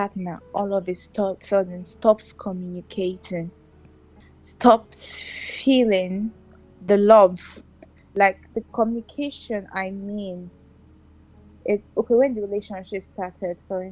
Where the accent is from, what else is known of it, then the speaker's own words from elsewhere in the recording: Anambra, Nigeria; now in Port Harcourt, Nigeria; I'm from Anambra State, but I reside in Port Harcourt City